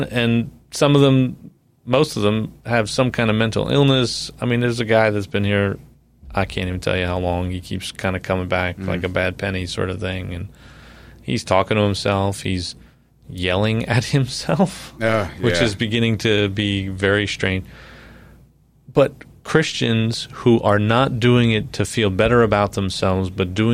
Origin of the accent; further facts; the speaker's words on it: New York, United States; moved away; I'm from New York, so, you know, a lot of liberal people, politically speaking, in New York